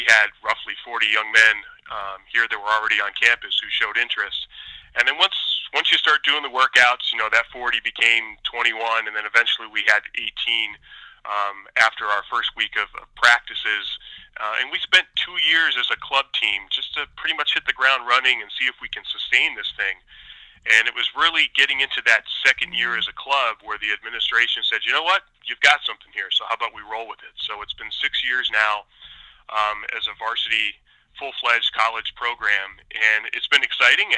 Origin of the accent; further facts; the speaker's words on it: Pennsylvania, United States; moved away as an adult; now in Syracuse, United States; I'm a transplant from Pennsylvania